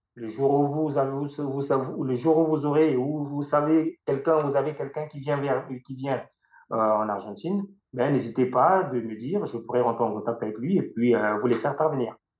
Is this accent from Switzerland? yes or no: no; Makabana, Niari, Republic of the Congo; now in France; il m'a vu grandir à Macabana, ma ville natale